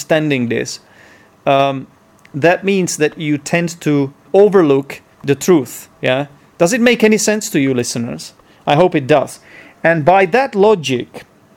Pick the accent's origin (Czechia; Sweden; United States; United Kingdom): Czechia; first language Czech; English is a second language